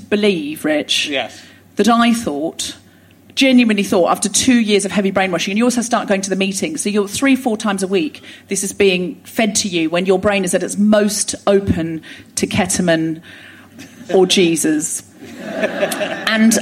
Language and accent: English; Australia; moved away as an adult; also born or lived in Sydney; now in London, United Kingdom; I was born in Australia, raised in Australia